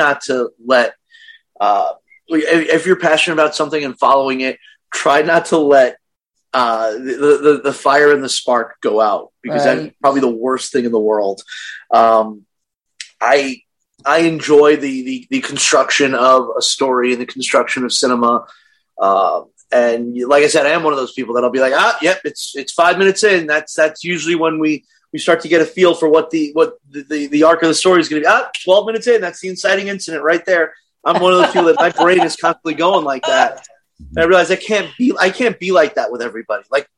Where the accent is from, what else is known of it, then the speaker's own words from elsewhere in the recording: Brooklyn, New York, United States; now in Chicago, United States; Brooklyn, New York.